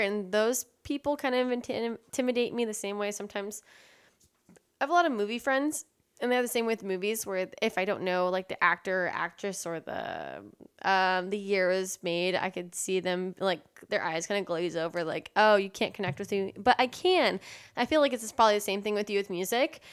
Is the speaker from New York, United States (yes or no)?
no; San Antonio, Texas, United States; also born or lived in Austin, Texas; I was growing up in San Antonio, Texas